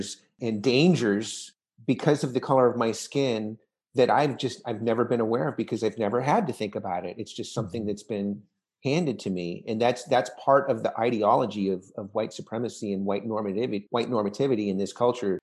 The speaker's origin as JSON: {"language": "English", "area": "Orange County", "region": "California", "country": "United States", "tie": "born or raised there", "said": "I grew up in the 70s and 80s and, you know, we're both from Orange County"}